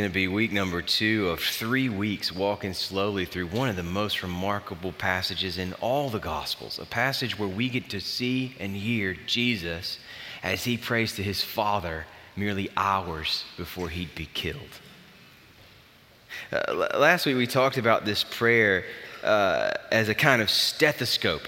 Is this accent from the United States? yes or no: yes; the South, United States; I grew up in the South